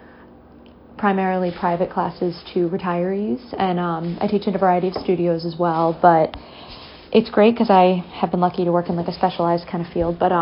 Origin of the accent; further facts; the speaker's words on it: Massachusetts, United States; I'm from Massachusetts, which is where I'm currently hunkered down